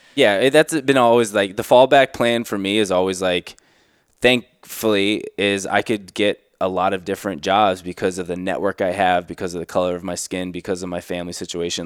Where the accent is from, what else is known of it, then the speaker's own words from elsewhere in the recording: South Florida, United States; the childhood growing up in South Florida